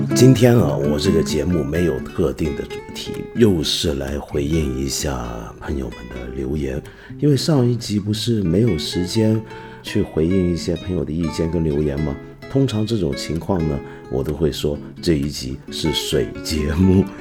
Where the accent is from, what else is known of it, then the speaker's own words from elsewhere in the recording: China; 我们中国人